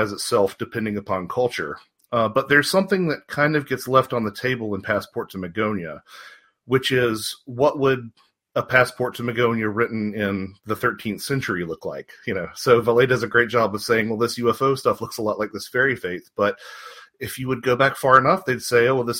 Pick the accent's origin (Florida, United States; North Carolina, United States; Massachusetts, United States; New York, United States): North Carolina, United States; moved away as an adult; also born or lived in Wisconsin / Georgia; now in Marietta, United States; I was raised in North Carolina, about 20 minutes north of Charlotte